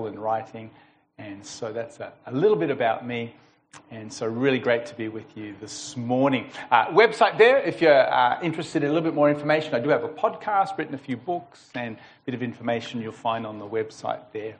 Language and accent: English; United States; now in Melbourne, Australia; I was born in Melbourne, grew up in America, spent about 10 years over there